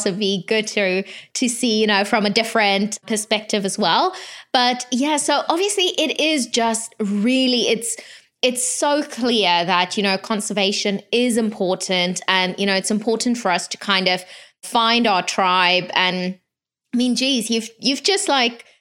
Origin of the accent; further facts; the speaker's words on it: South Africa; I'm from South Africa